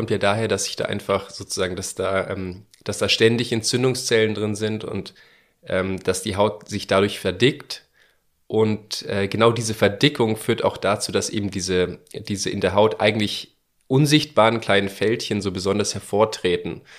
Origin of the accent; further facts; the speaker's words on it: Bavaria, Germany; Genau, weil wir kommen aus Bayern